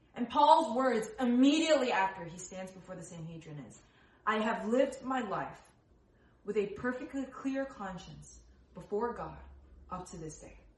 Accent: New Jersey, United States; I was born in New Jersey. I am born and raised in the states

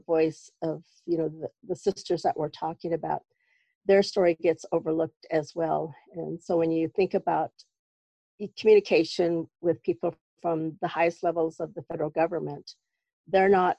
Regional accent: White Swan, Washington, United States; I'm from White Swan here in the Yakima Reservation.

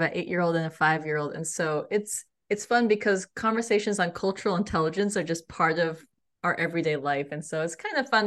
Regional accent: United States; as an Indian American growing up

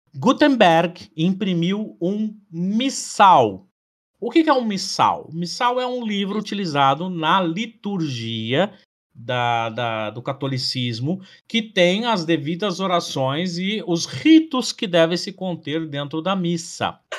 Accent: Brazil; nós, brasileiros

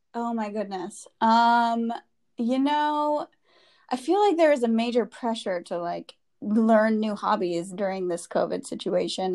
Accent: Wisconsin, United States; moved away as an adult; also born or lived in San Francisco / New York; I grew up in the Midwest. Um, I'm from Wisconsin originally, and have lived in San Francisco and New York

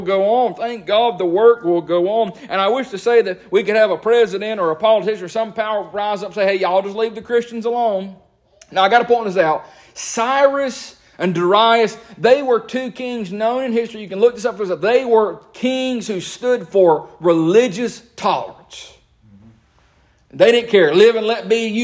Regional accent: United States; As an American

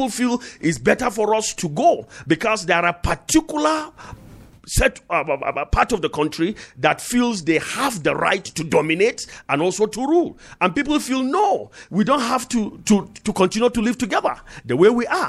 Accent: Northern Nigeria, Nigeria; I came from the North, from the Kong North

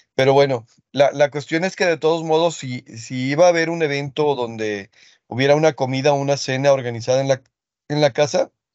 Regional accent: Guadalajara, Jalisco, Mexico; Guadalajara, pues es, ahora sí que mi, mi tierra adoptiva que a, la que quiero más que a mi tierra natal, porque mi tierra natal no la conozco

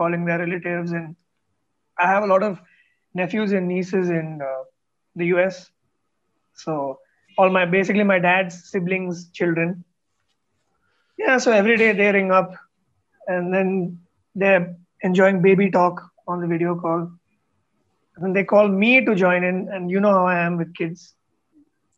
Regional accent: Bangalore, Karnataka, India; first language Tamil; growing up in Bangalore, I didn't study Kannada

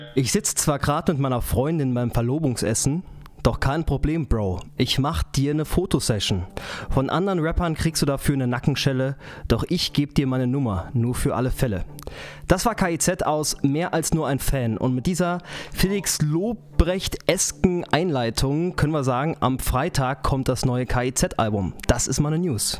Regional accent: Saarbrücken, Saarland, Germany; ich komme aus Saarbrücken

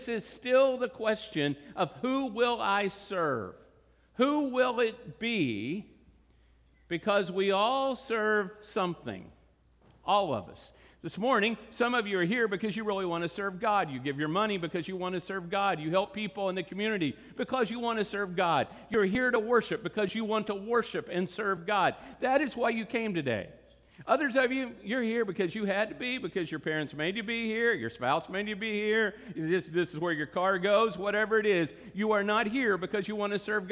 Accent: Texas, United States; we're from Texas.

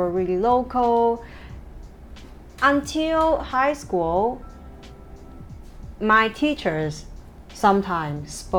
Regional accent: southern China, China; English is a second language; moved away as an adult; also born or lived in Beijing; now in Hong Kong; or I wasn't a city girl growing up. My hometown is a tier 5 small city in the inland of China, but in the south China, southern China.

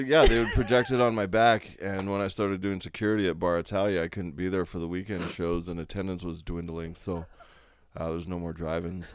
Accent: Canada; I'm a forty-year-old man and I'm Canadian

